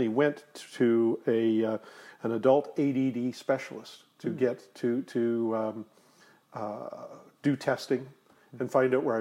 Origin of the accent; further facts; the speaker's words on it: Delta, British Columbia, Canada; In Delta, North Delta